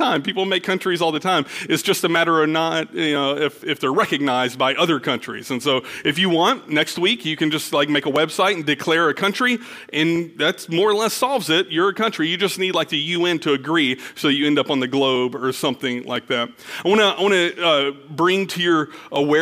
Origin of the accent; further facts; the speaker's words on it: Nederland, Texas, United States; I've never lived outside of Texas. I was born in Texas. I was actually born in Nederland at Mid-Jeff Hospital